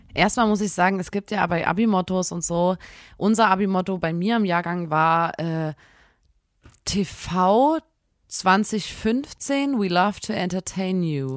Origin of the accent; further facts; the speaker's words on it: Saxony, Germany; man bleibt bei uns in Sachsen, ich weiß nicht, ob es überall so ist, bis zur 10., dann im Gymnasium zusammen als Klasse